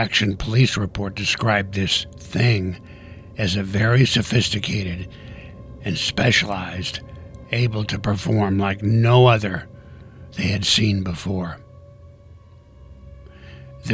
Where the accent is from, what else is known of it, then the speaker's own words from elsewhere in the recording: Tucson, Arizona, United States; Tucson, Arizona, my hometown where I'm recording this podcast